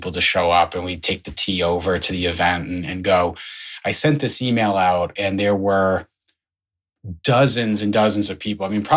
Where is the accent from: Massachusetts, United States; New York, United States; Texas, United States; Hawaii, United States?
Massachusetts, United States; Longmeadow; I am from Longmeadow